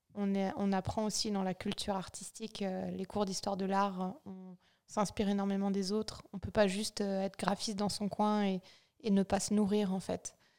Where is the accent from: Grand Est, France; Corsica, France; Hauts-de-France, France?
Grand Est, France; Vosges; now in Chamonix, France; Je viens des Vosges, d'un tout petit village. Je pense qu'on est 150 en comptant les poules et les vaches